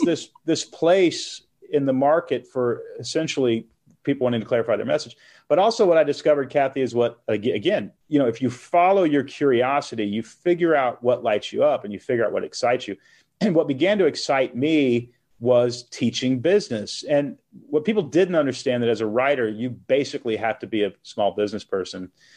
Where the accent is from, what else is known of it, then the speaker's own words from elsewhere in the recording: Texas, United States; moved away as an adult; also born or lived in Portland, Oregon; now in Nashville, United States; I, I grew up in Texas, moved to Portland, Oregon when I was twenty-one